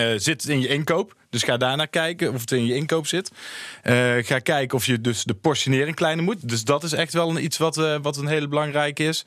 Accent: Tilburg, North Brabant, Netherlands; kom mezelf uit Tilburg

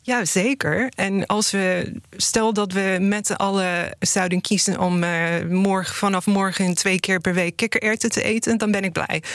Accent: United States; now in Netherlands; in de VS, waar ik vandaan kom

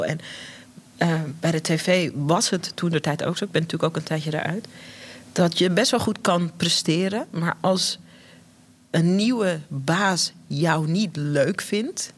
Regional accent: Netherlands; wij zijn hier geboren in Nederland, mijn broertje en ik

